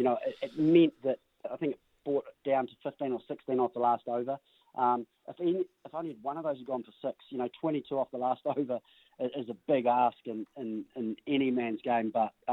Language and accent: English; Australia; as an Australian, watching everyone thinking